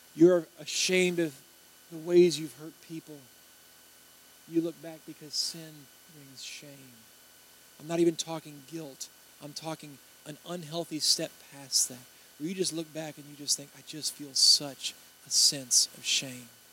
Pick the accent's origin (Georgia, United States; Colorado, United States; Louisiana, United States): Louisiana, United States; Baton Rouge; I'm from Baton Rouge